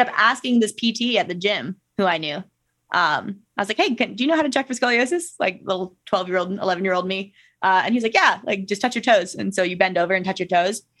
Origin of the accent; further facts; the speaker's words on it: Minnesota, United States; moved away as an adult; now in Salt Lake City, United States; growing up in Minnesota